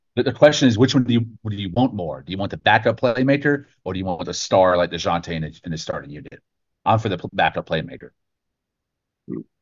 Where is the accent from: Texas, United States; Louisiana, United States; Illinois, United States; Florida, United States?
Texas, United States; I'm not even born and bred in New York. I'm I'm first generation Texan